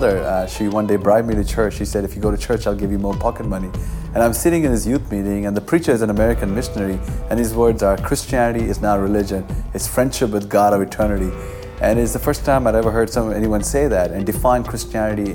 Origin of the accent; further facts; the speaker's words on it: Kolkata, West Bengal, India; I grew up in Calcutta, India, a city of 21 million people